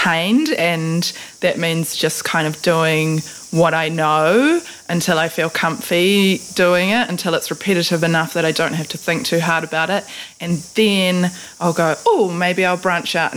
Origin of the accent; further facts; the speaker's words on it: Gisborne, New Zealand; also born or lived in Ruatoria / Tokomaru Bay; I was born in Gisborne Hospital